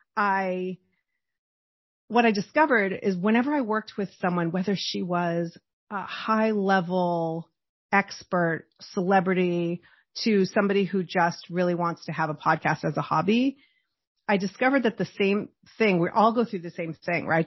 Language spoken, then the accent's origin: English; Boston, Massachusetts, United States; I grew up in Boston